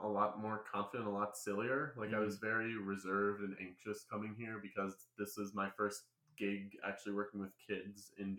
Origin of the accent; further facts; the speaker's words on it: New York City, New York, United States; moved away as an adult; also born or lived in Illinois; I'm actually from New York City, all the way from New York. lived there my entire life until I graduated college. I moved out to Illinois